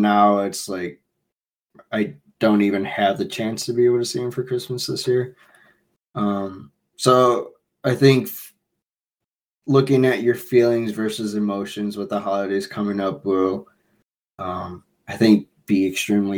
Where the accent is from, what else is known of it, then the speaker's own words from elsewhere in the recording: Chicago, Illinois, United States; I'm from Chicago